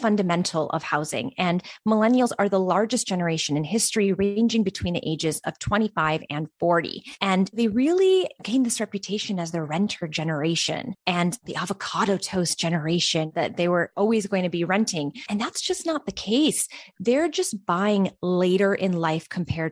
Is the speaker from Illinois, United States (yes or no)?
no; upstate New York, United States; also born or lived in Albania; So I was born and raised in Albania, moved to the US, upstate New York specifically when I was about 7 years old